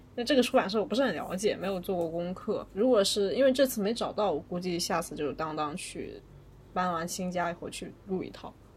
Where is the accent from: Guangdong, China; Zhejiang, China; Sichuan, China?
Zhejiang, China; Wenzhou; now in Beijing, China; 作为一个温州人